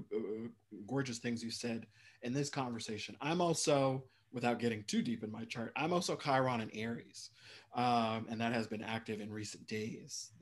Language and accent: English; Midwest, United States; also born or lived in Minnesota; I grew up in the Midwest and went to school in Minnesota.